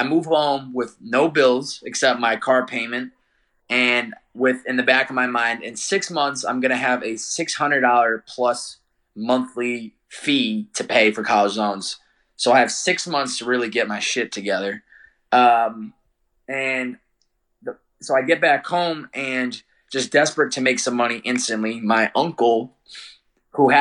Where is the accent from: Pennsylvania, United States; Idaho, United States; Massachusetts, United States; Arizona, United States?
Massachusetts, United States; Chicopee; I'm from Chicopee, Massachusetts originally.